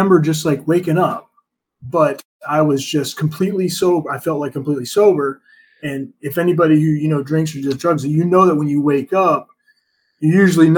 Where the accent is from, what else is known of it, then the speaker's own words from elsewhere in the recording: United States; growing up in America